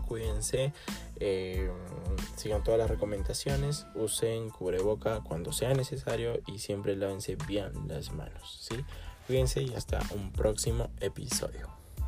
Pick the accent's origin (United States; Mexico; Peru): Peru; Arequipa; mi país y, en mi ciudad Arequipa, en Perú Arequipa